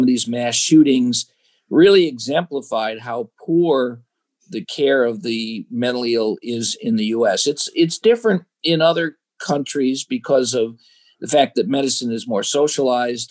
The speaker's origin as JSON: {"language": "English", "town": "Chicago", "region": "Illinois", "country": "United States", "tie": "born or raised there", "said": "I was born and raised in Chicago, the South Side of Chicago."}